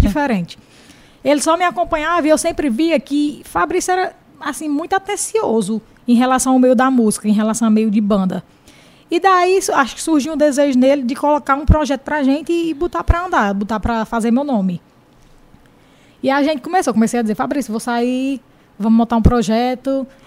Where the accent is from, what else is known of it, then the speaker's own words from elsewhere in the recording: Jaguaribe, Ceará, Brazil; sou de Jaguaribe